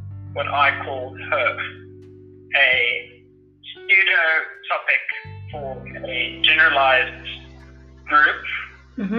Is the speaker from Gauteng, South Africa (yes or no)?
yes; Krugersdorp, Gauteng, South Africa; I grew up in South Africa, Krugersdorp, pretty much my whole life